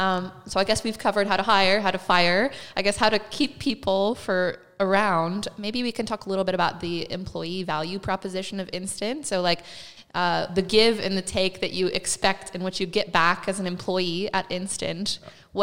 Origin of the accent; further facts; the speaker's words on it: United States; being the American, I love a sports metaphor.